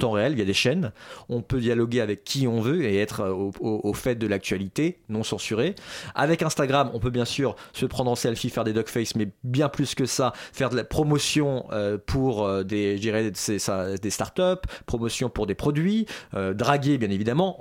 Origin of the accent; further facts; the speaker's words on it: France; en tant que Français, en dépit de mes origines, je suis considéré là-bas, comme Français